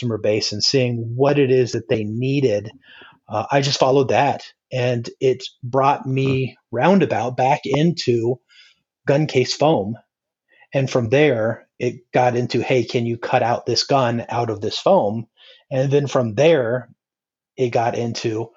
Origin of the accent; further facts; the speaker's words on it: just above Naples, South Florida, United States; now in North Carolina, United States; I grew up in South Florida, and just above Naples